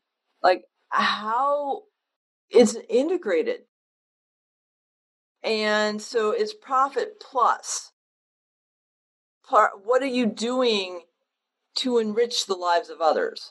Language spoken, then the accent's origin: English; Western Connecticut, United States; growing up in Western Connecticut, not Eastern Connecticut where you are, but Western Connecticut